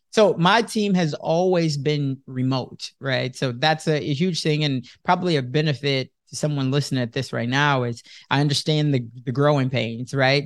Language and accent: English; Chicago, Illinois, United States; moved away as an adult; also born or lived in Sioux City, Iowa; I was born and raised in Chicago, but now at this time I'm living in Sioux City